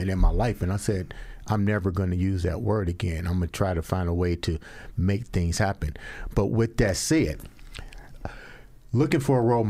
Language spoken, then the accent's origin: English; Georgia, United States; I'm from Georgia